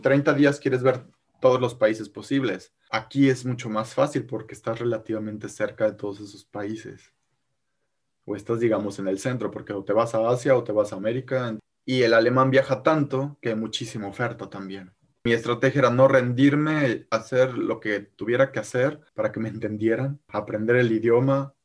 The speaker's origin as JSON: {"language": "Spanish", "country": "Mexico", "moved": "as an adult", "lives_now": "Germany", "said": "cuando voy estoy con mi chip mexicano, digo yo, y manejo como mexicano"}